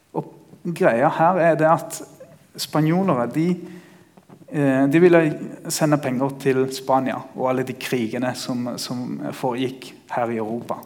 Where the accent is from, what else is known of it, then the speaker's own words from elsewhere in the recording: Ecuador; also born or lived in Greipstad, Norway / Bergen, Norway / Kristiansand, Norway; now in Peru; jeg er født og oppvokst i Ecuador